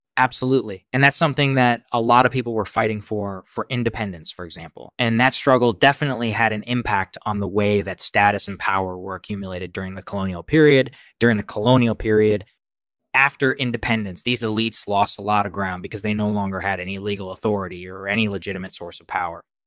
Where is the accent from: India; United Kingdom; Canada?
India; moved away; I was born in India, and I spent my formative years there